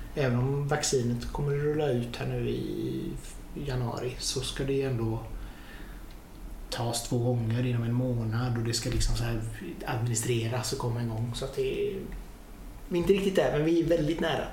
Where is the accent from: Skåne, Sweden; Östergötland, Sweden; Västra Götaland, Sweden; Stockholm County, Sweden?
Västra Götaland, Sweden; Hunnebostrand; now in Gothenburg, Sweden; jag är ju från Hunnebostrand från början